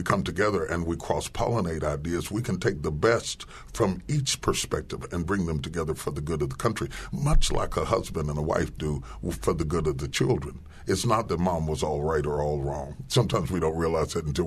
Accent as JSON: {"language": "English", "region": "West Virginia", "country": "United States", "tie": "born or raised there", "said": "I grew up in West Virginia"}